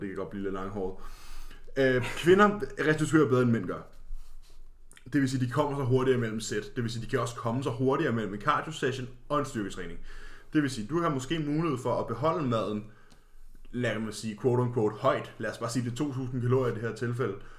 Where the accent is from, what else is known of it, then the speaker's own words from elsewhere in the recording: Karlslunde, Zealand, Denmark; vi er begge to fra en lille flække, kaldet Karlsson.